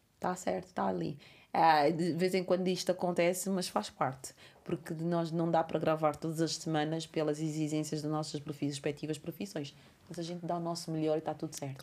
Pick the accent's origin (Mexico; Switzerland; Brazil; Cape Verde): Cape Verde; a minha terra é Cabo Verde